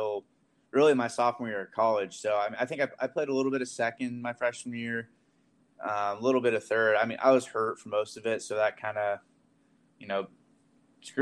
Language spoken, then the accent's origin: English; Yorktown, Indiana, United States; I'm from Yorktown, Indiana.